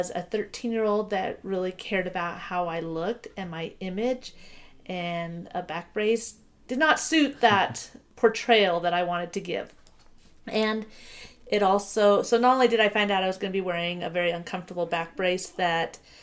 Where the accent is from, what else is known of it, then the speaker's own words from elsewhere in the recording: Oregon, United States; moved away as an adult; now in Utah, United States; grew up in Oregon and then have lived in Utah for the most part since going to college